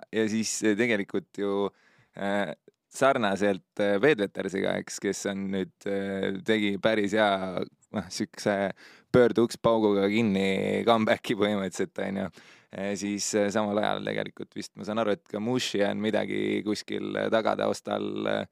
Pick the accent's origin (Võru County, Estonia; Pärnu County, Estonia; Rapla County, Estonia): Pärnu County, Estonia; Pärnu; mu taust on see, et ma olen Pärnust